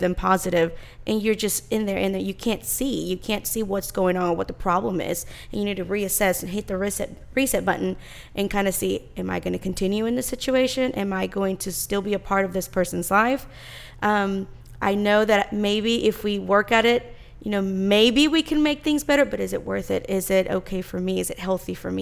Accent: Texas, United States; I was born in Texas and I've lived here all my life

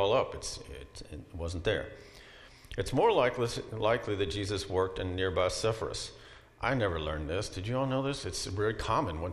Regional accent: Kentucky, United States; I grew up in Kentucky

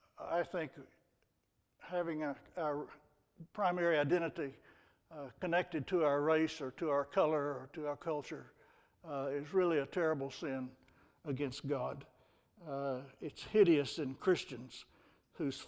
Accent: Texas, United States; I'm from Texas.

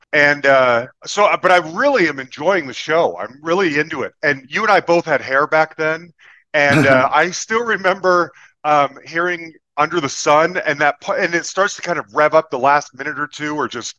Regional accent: Salt Lake City, Utah, United States; The fall of 1988, I grew up in Salt Lake City, Utah.

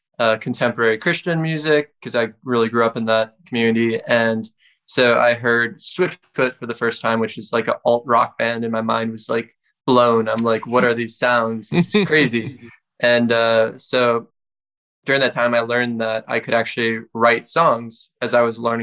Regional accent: Green Bay, Wisconsin, United States; I'm originally from Green Bay, Wisconsin

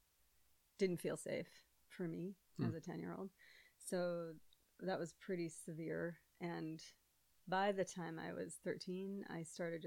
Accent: Hopkins, Minnesota, United States; I grew up in Hopkins

